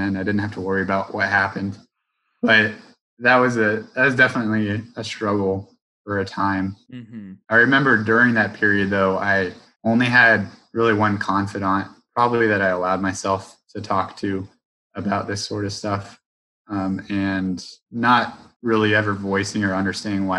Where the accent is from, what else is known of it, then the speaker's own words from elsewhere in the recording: Roanoke, Virginia, United States; growing up in Roanoke, the AT is so close